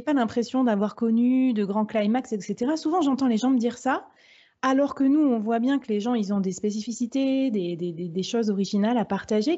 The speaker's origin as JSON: {"language": "French", "country": "France", "said": "chez nous en France"}